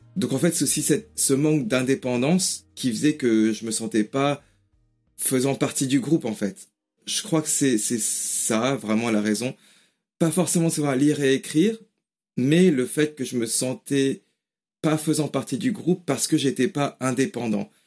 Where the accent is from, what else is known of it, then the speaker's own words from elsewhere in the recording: Paris region, Île-de-France, France; first language French and Japanese; moved away as an adult; now in England, United Kingdom; J'ai grandi en France avec le français et le japonais